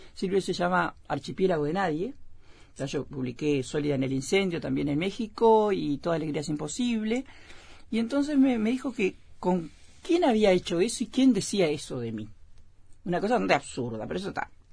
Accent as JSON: {"language": "Spanish", "town": "Melo", "region": "Cerro Largo", "country": "Uruguay", "tie": "born or raised there", "also_born_or_lived": "San José / Piriápolis", "moved": "as an adult", "said": "en Melo, donde yo nací, me crié, inclusive me crié en frontera"}